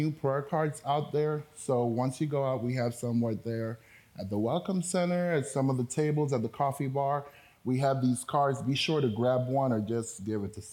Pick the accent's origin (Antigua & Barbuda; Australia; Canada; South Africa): Antigua & Barbuda; first language Spanish; English is a second language; also born or lived in Dominican Republic; I was born in the Dominican Republic, but I was raised in the islands of Antigua.